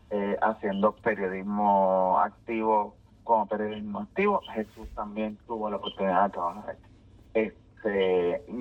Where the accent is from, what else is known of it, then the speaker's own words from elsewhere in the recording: Bayamón, Puerto Rico; yo soy nacido y criado en Bayamón, pero mi familia materna es de Comerío, mi familia paterna es de Corozal, o sea que tengo el campo dentro de la avena de la ciudad así que soy campo y ciudad en una misma persona